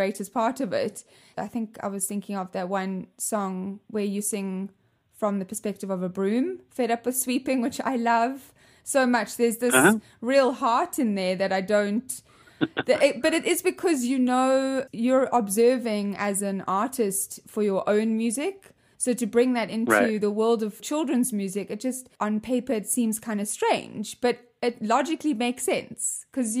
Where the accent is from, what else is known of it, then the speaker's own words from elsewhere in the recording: South Africa; moved away as an adult; now in United States; I come from, obviously, South Africa, as you can hear with my weird accent